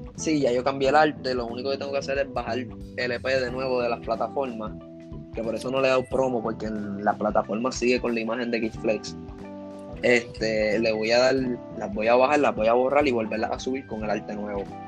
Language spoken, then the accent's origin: Spanish; Puerto Rico; yo soy de Puerto Rico